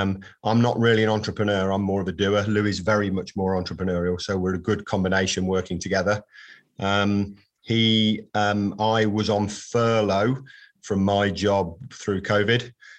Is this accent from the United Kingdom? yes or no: yes; Coventry, West Midlands, United Kingdom; So I was born, I am from Coventry, albeit I've lived there intermittently, but not lived there, didn't really grow up in Coventry.